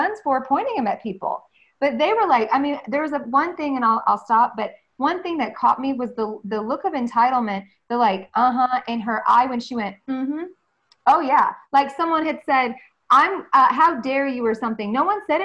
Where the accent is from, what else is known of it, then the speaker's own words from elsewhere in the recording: Mississippi, United States; I grew up in the South, like deep South Mississippi